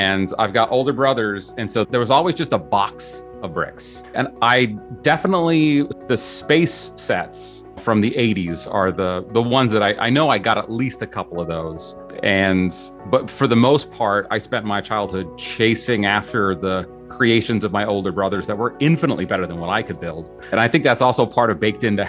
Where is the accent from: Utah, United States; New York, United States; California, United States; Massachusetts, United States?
Utah, United States; I grew up in Utah